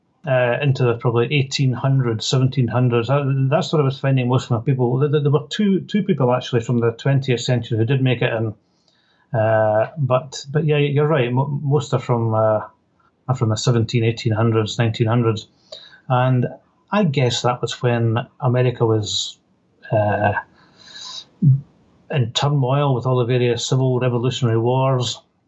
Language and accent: English; Scotland, United Kingdom; now in United States; I'm not Scots-Irish. I'm Scottish.